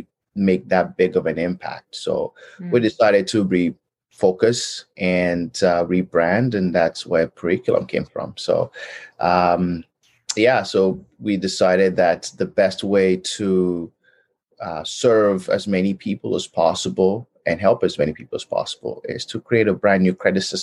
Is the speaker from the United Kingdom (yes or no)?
no; Nigeria; moved away as an adult; now in Edmonton, Canada; I was born and raised in Nigeria, and I came out to Canada in 2004